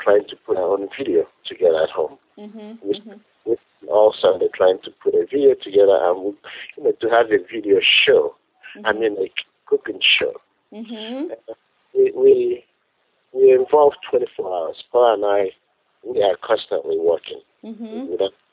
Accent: Nigeria; moved away as an adult; now in United States; I'm from Nigeria originally

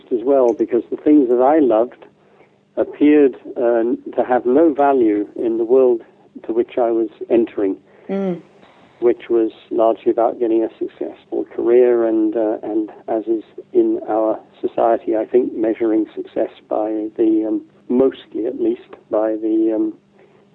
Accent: the Midlands of England, United Kingdom; As a young child, growing up in the Midlands of England

